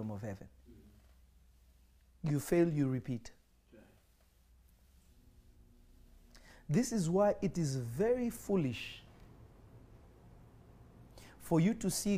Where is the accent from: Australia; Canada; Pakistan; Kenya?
Kenya; moved away; When I was growing up in Kenya, and obviously my father is from the Congo, my mother is an Iranian